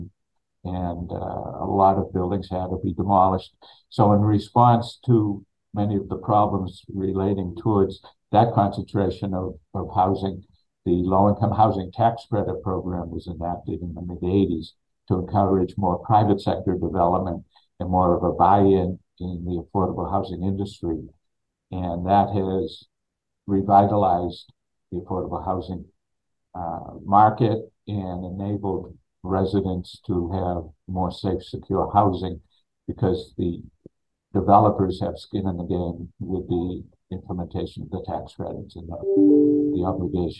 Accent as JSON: {"language": "English", "town": "Peabody", "region": "Massachusetts", "country": "United States", "moved": "as an adult", "lives_now": "Quincy, United States", "said": "I'm from Peabody"}